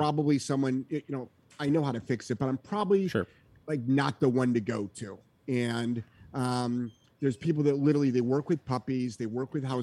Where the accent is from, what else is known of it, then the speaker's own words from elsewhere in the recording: New England, United States; I'm from New England